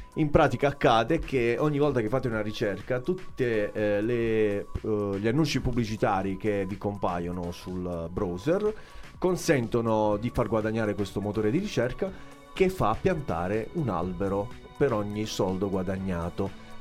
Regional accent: Apulia, Italy; siamo al sud e siamo in Puglia

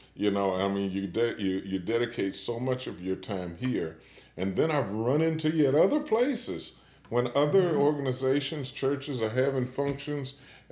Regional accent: Washington, District of Columbia, United States; now in Kalamazoo, United States; I grew up in Washington, D.C.

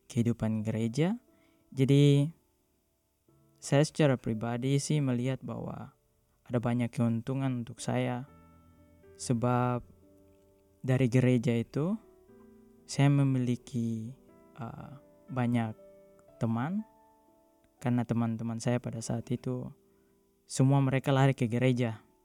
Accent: Timika, Central Papua, Indonesia; moved away; also born or lived in Southeast Maluku; Maluku, tepatnya Maluku Tenggara. Namun saya grow up di uh, Papua, di Timika. Dan saya beragama Katolik Roma.

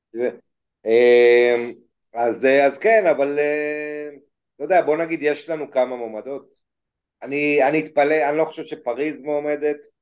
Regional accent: Israel

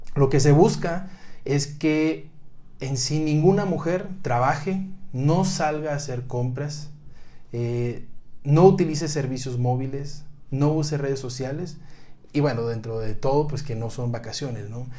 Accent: Monterrey, Nuevo León, Mexico; now in Mexico City, Mexico; yo que también soy de Monterrey, ahora me toca estar en Ciudad de México

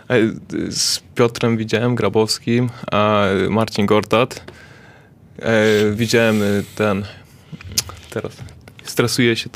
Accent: Zubrzyca Dolna, Lesser Poland, Poland; Bo to e, też Zubrzyca Dolna.

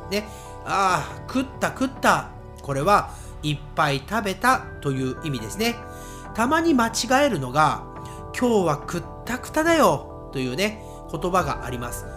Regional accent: Nagoya, Aichi, Japan; accent: Nagoya accent; 私のね、アクセントは、えー、名古屋アクセント

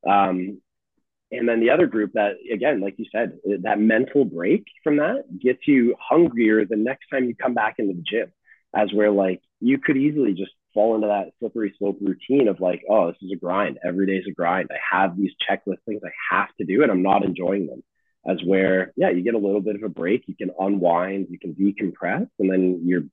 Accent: London, Ontario, Canada; I grew up on Strand Street in London, Ontario

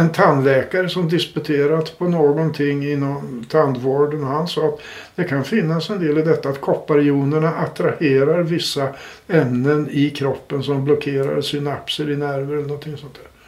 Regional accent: Uppsala, Uppsala County, Sweden; jag är från Uppsala

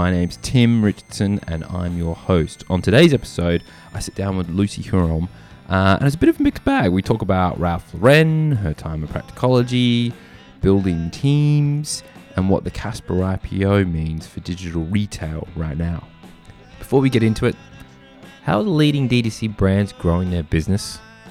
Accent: Australia; I'm from Australia

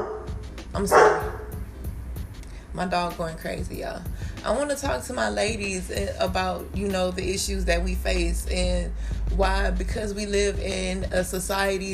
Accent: Texas, United States; I'm from Texas

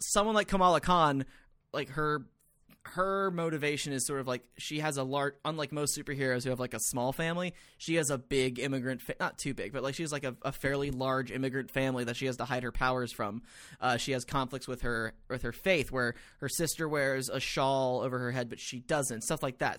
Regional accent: Atlanta, Georgia, United States; I grew up in Atlanta

